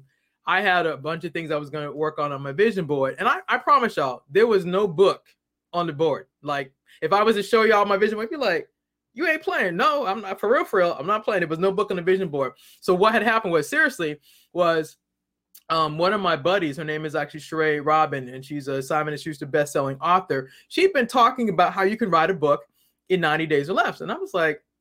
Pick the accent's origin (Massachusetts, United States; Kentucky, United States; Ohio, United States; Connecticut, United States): Massachusetts, United States; Boston; now in Maryland, United States; I'm originally from Boston. I now live in the Maryland. I actually live in Maryland.